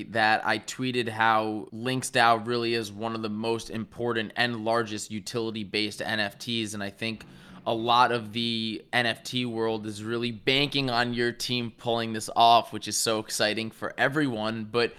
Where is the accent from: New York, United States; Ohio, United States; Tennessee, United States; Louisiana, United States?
New York, United States; Westchester; I was born in Westchester, so we got a little bit of the Northeast thing going on here.